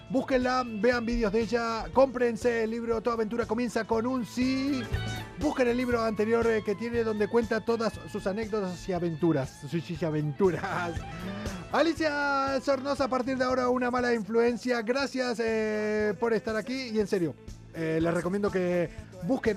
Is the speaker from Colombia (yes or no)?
no; Argentina; now in Spain; soy argentino